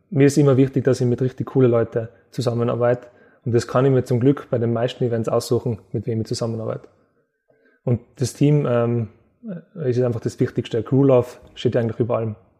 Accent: Innsbruck, Tyrol, Austria; in meiner Heimatstadt

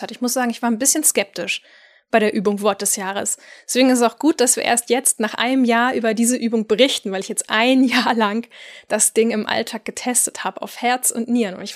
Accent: Northern Germany, Germany; Ich als Nordlicht habe zum ersten Mal von Manna gehört, als eine Wiener Kollegin mir im Zoom-Call von dem herrlichen Duft frisch gebackener Mannerwaffeln erzählte

